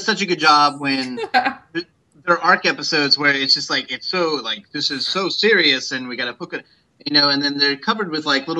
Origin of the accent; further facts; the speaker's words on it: Tennessee, United States; growing up in Tennessee